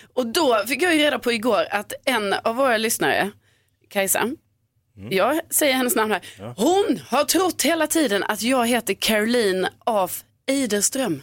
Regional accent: Skåne, Sweden; accent: Scanian; Jag pratar ju skånska

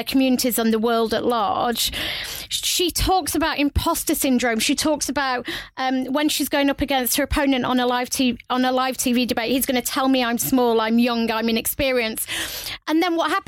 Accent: United Kingdom; I'm British

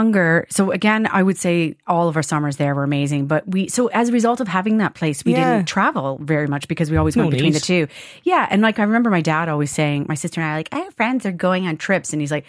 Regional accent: Kingston, Ontario, Canada; now in Ireland; And I grew up in an area called Kingston, Ontario. I always call it a town when I'm in Ireland.

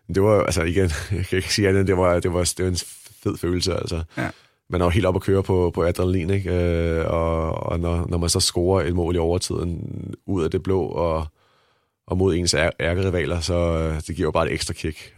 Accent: Denmark; moved away as an adult; jeg kommer fra Danmark

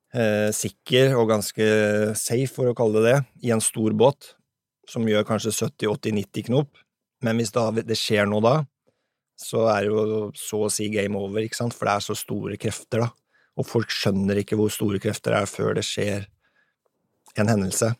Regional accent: Sandefjord, Vestfold, Norway; hjemme i Sandfjordsfjorden

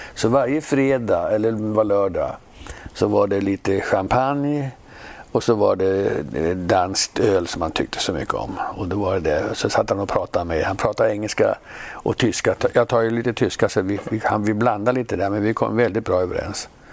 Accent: Sweden; moved away as an adult; also born or lived in United States; vi svenskar

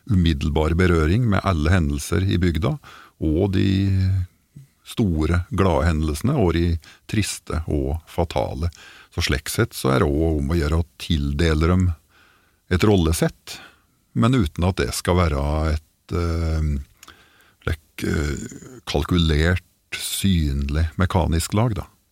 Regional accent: Gudbrandsdalen, Innlandet, Norway; accent: Døla (Gudbrandsdal dialect); Jeg har aldri helt forlatt dialekta

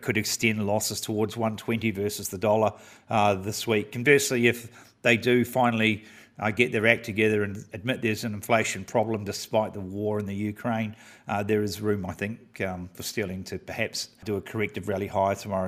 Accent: New Zealand; as a Kiwi

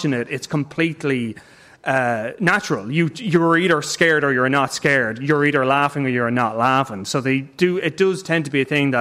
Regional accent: Ireland; I'm saying this as an Irish person

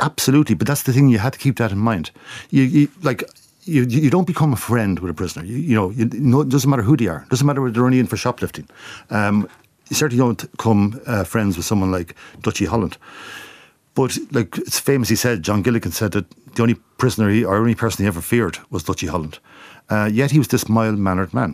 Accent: Portlaoise, Leinster, Ireland; when I grew up in Port Leash, I grew up four hundred metres from Port Leash prison

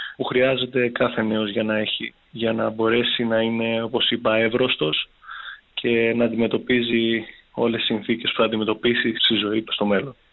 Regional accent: Chania, Crete, Greece; moved away as an adult; also born or lived in Thessaloniki; έχω γυρίσει στην πατρίδα μου στα Χανιά

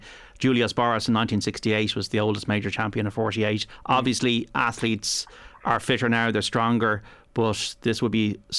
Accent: Ireland; We're fans as well as Irish people.

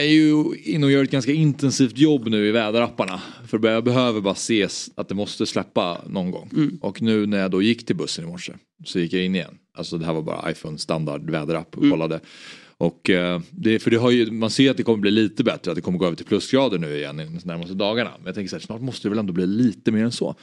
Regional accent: Stockholm, Stockholm County, Sweden; Stockholms stadsbibliotek ligger mig väldigt nära, nära hjärtat för det är precis där jag växte upp

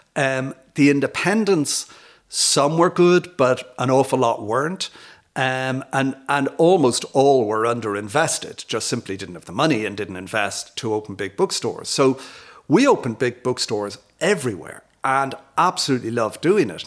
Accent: Dublin, Leinster, Ireland; moved away as an adult; also born or lived in United States; now in Glasthule, Ireland; I'm from Dublin. I came back here, I grew up in Dundrum.

